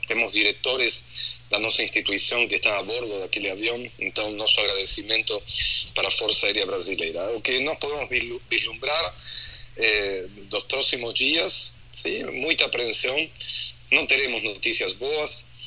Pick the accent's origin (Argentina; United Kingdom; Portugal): Argentina; accent: Argentine; now in Porto Alegre, Brazil; Faz 27 anos que moro em Porto Alegre, ah. nasci na Argentina, então tem um sotaque